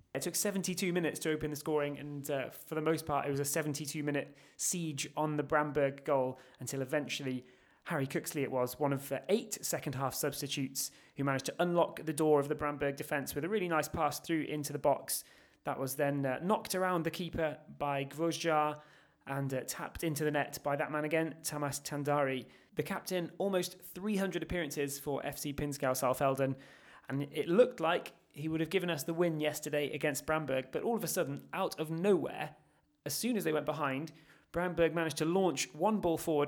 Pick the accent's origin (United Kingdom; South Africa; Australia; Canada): United Kingdom; England; We're all from England